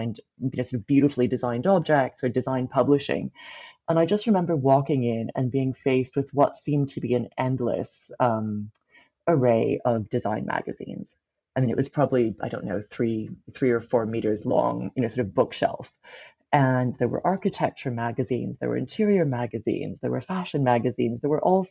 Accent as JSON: {"language": "English", "town": "Vancouver", "region": "British Columbia", "country": "Canada", "tie": "born or raised there", "said": "growing up in Vancouver at this time"}